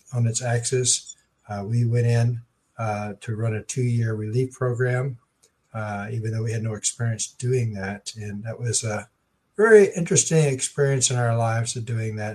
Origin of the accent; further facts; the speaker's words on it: Houston, Texas, United States; moved away as an adult; also born or lived in New York / Japan; I'm from Houston, Texas.